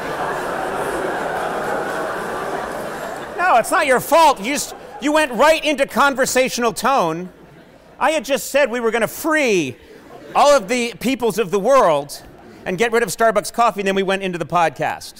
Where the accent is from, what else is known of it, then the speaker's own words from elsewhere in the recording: Brookline, Massachusetts, United States; I grew up in Brookline, Massachusetts, right outside Boston